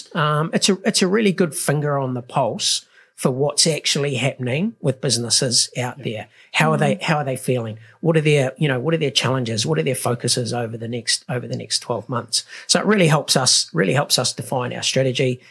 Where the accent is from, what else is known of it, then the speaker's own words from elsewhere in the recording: New Zealand; the other side of being a Kiwi is, you know, we're not very good at celebrating success.